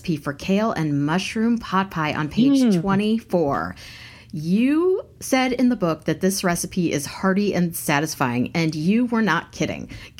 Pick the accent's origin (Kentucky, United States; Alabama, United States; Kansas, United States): Kansas, United States; I'm from Kansas.